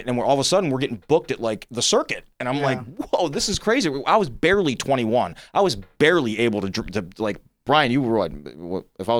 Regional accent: New Jersey, United States; we're from South Jersey.

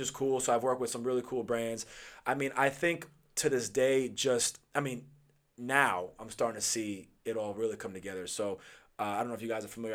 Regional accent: Huntington, New York, United States; also born or lived in Los Angeles, California; I'm from Huntington

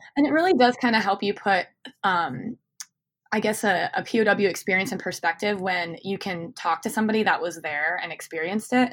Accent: Phoenix, Arizona, United States; I'm from Phoenix

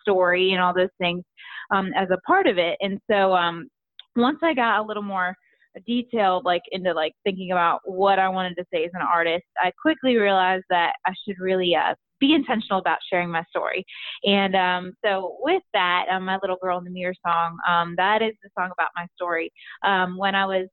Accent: Virginia, United States; moved away as an adult; now in Nashville, United States; I'm from Virginia

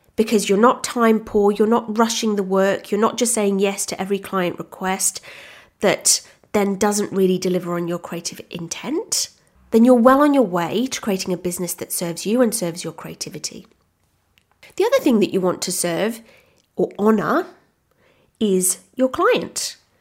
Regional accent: Wales, United Kingdom; moved away as an adult; now in Australia; I'm originally from the U K. I'm actually from Wales. I'm Welsh, which I'm very proud

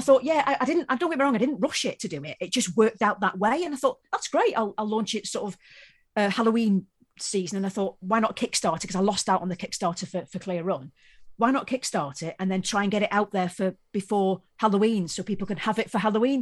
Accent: Wales, United Kingdom; I come from Wales

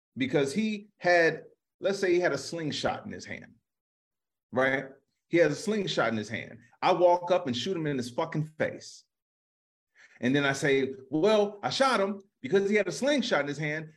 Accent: Chicago, Illinois, United States; I'm from Chicago

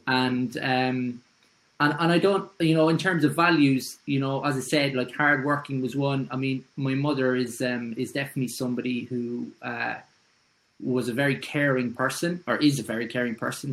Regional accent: Cork, Munster, Ireland; moved away as an adult; now in Dublin, Ireland; from Douglas in Cork. Yeah. And uh, I moved to Dublin in 2008

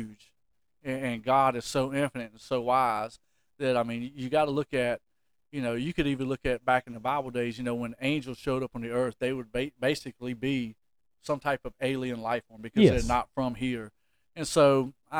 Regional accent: North Carolina, United States; North Carolina.

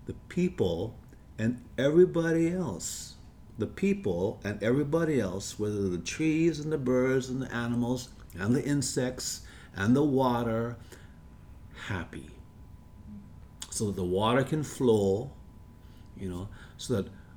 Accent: Hawaii, United States; We are Hawaiian

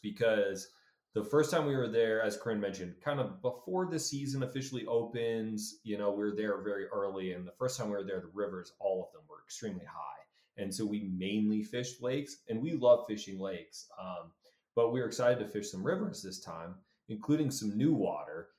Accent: Colorado, United States; I'm we're from Colorado. So trout anglers at heart. It's what I've been done my whole life.

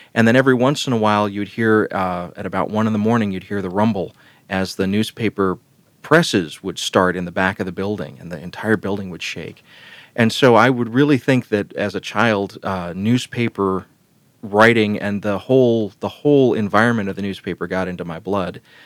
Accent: Columbus, Georgia, United States; the town where I was growing up in Columbus, Georgia

